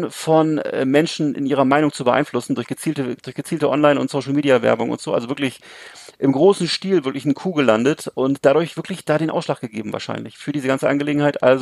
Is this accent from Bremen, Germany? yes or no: yes; Bremerhaven, Bremen, Germany; also das hat ja mit der Kinolandschaft in 70er, 80er Jahren, wo ich groß geworden bin, nichts mehr zu tun, weißt du, wo es bei hm. uns in Bremerhaven alleine, glaube glaub ich, gab es, glaube ich, zehn oder zwölf Kinos, das war keine große Stadt.